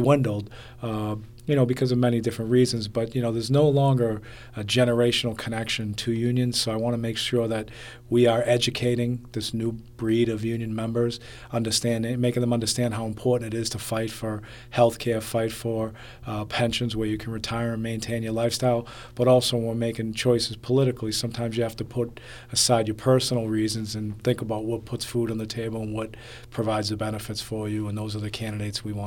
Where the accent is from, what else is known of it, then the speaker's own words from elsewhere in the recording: Medford, Massachusetts, United States; I grew up in Medford, which is just outside of Boston proper